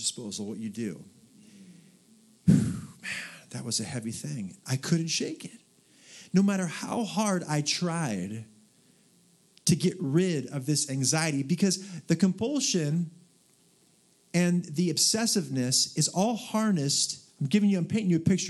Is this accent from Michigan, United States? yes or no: no; Southern California, United States; moved away; also born or lived in Portland / Dallas, Texas; I was raised in Southern California, Portland